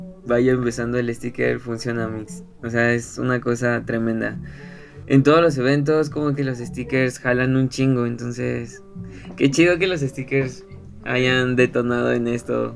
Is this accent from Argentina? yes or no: no; Ecatepec, State of Mexico, Mexico; soy de Ecatepec